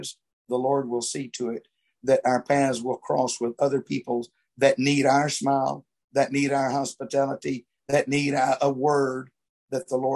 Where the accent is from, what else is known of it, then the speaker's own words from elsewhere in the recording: Louisiana, United States; I grew up here in Louisiana